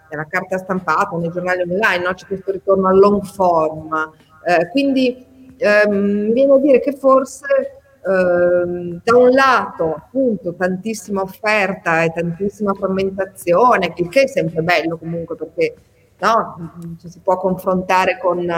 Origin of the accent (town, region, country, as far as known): Ferrara, Emilia-Romagna, Italy